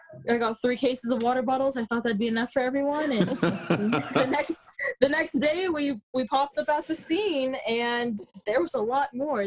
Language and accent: English; San Ramon, California, United States; San Ramon, which is my community, my hometown.